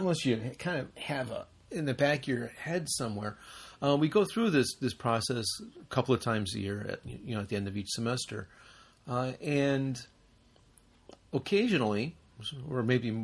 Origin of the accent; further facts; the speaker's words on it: United States; moved away; we're both from the United States.